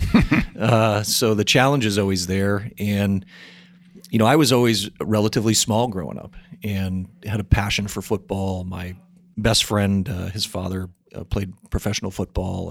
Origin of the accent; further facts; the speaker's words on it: New Hampshire, United States; I was born and raised up in New Hampshire